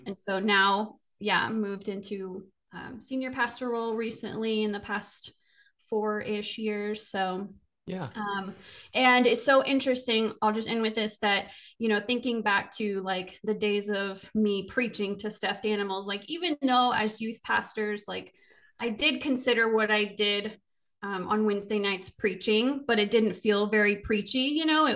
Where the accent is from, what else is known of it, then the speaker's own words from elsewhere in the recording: Cabot, Arkansas, United States; now in Belleville, United States; I'm a teenager and I'm like driving from Cabot to BB every week, twice a week